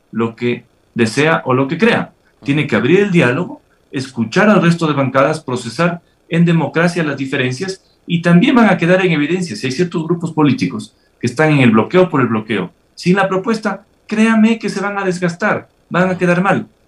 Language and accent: Spanish; Ecuador; Yo creo que todos esperamos como ecuatorianos eh, que las cosas se hagan bien